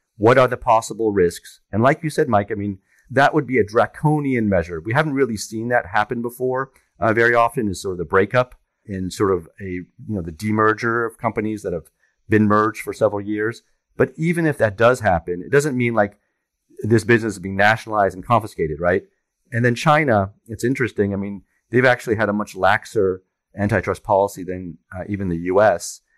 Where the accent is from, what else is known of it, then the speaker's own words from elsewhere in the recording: France; also born or lived in Germany; now in New York, United States; I grew up in France, and I was born in Germany.